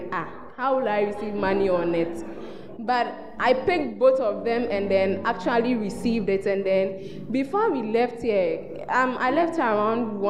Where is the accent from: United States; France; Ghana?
Ghana; I'm from the Bosco region.